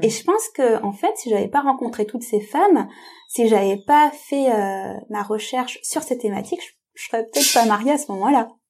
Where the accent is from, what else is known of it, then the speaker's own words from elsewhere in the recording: France; je suis moi-même euh, tamoule, d'origine tamoule, je suis née en France